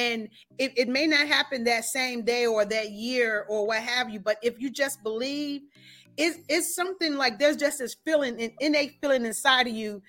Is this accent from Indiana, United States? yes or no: yes; Gary, Indiana, United States; So actually, I'm originally from Gary.